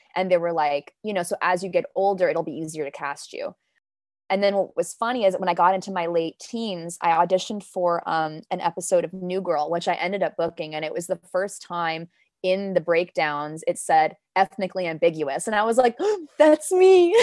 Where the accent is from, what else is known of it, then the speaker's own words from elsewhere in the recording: Los Angeles, California, United States; first language Danish; English is a second language; moved away as an adult; also born or lived in Copenhagen, Denmark; now in New York, United States; I grew up in Los Angeles. So my family and I moved to Los Angeles from Copenhagen when I was four